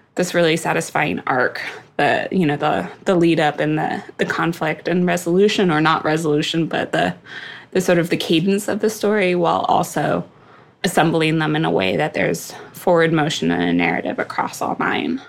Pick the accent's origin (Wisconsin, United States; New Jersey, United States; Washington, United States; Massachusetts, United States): Washington, United States; Seattle; moved away; also born or lived in East Coast; I grew up in Seattle